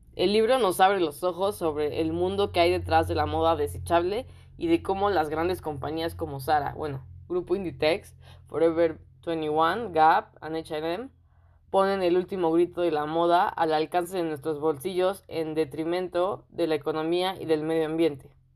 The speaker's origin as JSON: {"language": "Spanish", "country": "Mexico", "said": "yo soy de México"}